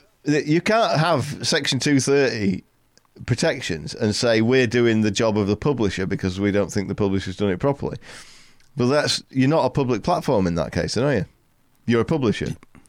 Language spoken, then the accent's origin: English; England, United Kingdom; because I'm English